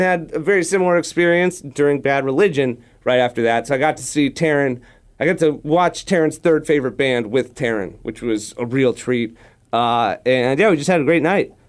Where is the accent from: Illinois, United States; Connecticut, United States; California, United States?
California, United States; Manhattan Beach; growing up in Manhattan Beach